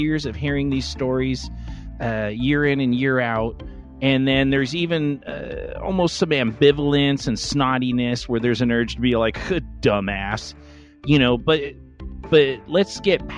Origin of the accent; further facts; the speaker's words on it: Los Angeles, California, United States; I grew up in Los Angeles in the smog in the 70s.